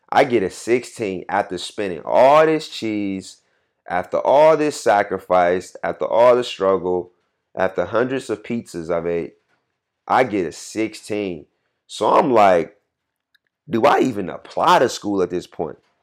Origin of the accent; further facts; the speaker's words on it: Atlanta, Georgia, United States; moved away as an adult; also born or lived in Nashville, Tennessee; I'm from Atlanta